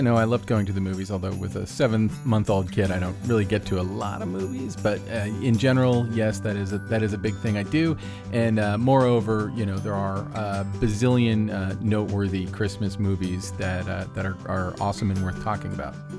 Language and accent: English; Orlando, Florida, United States; I was, I was raised Jewish in Orlando, Florida, which was not a super Jewish area